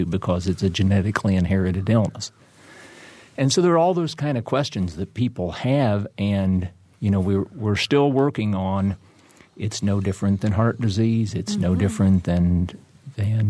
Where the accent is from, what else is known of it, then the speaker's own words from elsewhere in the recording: Seymour, Indiana, United States; I grew up in Seymour, and my mother was a special education teacher there